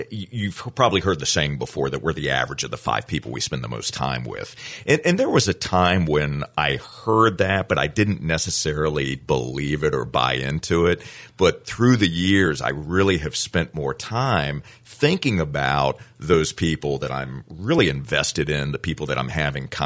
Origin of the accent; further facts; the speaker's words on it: Fort Pierce, Florida, United States; also born or lived in Daytona Beach, Florida; now in Flagler County, United States; I am from Fort Pierce, Florida.